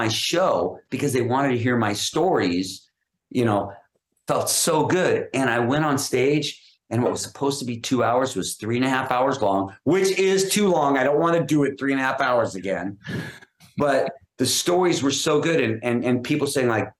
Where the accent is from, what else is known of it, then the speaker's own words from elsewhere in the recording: Los Angeles, California, United States; I grew up in Hollywood